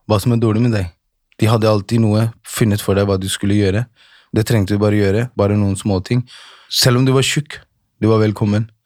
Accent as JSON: {"language": "Norwegian", "town": "Holmlia", "region": "Oslo", "country": "Norway", "tie": "born or raised there", "said": "Jeg er, eh, jeg er født og oppvokst på Holmlia."}